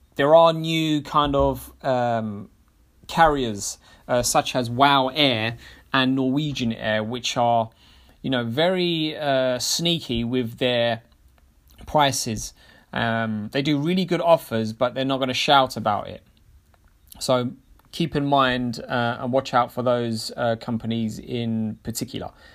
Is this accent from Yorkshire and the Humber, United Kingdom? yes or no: no; London, United Kingdom; as a Londoner